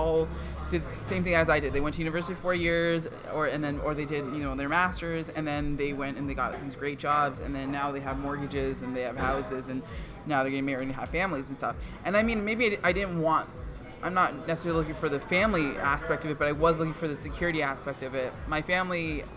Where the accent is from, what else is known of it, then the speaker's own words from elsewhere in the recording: Markham, Ontario, Canada; first language Punjabi; also born or lived in Scarborough, Ontario; now in Brampton, Canada; I was born in Scarborough, lived there till I was 11, and then moved to Markham